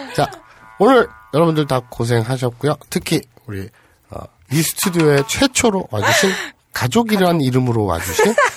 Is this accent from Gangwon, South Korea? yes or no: no; Gyeongsang / North Gyeongsang, South Korea; 그쪽에서 태어났으니까 저도. 태어났을 때부터